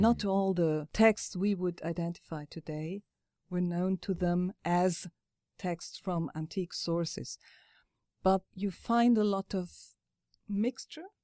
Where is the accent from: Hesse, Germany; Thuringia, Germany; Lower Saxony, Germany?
Hesse, Germany; Frankfurt am Main; I am myself from Frankfurt